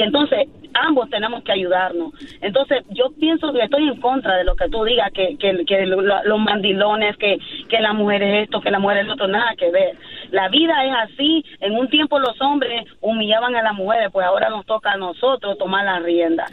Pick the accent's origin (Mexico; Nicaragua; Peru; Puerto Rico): Nicaragua; yo soy de Nicaragua